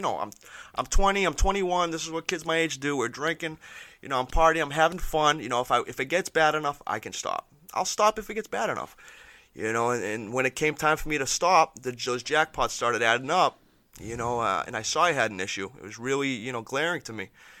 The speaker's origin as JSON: {"language": "English", "town": "Peabody", "region": "Massachusetts", "country": "United States", "tie": "born or raised there", "said": "Back in the day, me and my buddies, I grew up in Peabody, me and my buddies would go to the train tracks."}